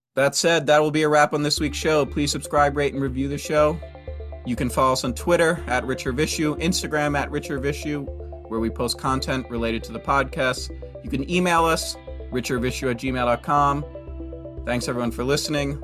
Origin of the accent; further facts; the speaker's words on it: United States; born and raised in America